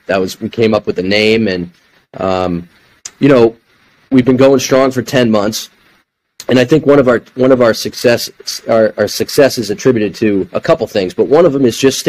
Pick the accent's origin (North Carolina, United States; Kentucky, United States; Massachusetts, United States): Massachusetts, United States; Boston; He knew I was from the Boston area